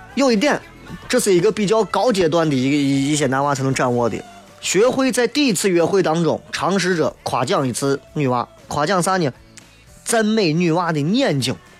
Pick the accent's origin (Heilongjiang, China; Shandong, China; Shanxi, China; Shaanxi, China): Shaanxi, China; 我们陕西有句俗话啊